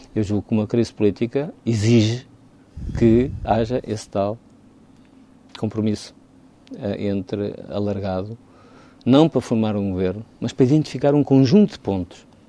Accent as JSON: {"language": "Portuguese", "country": "Portugal", "said": "como português"}